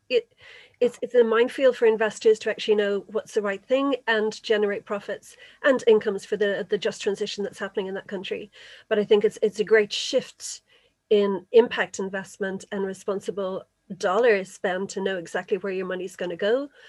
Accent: Kildare, Leinster, Ireland; I'm actually from Kildare

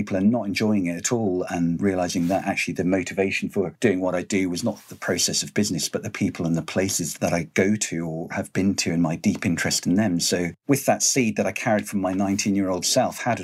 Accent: Highlands of Scotland, United Kingdom; growing up in the Highlands of Scotland

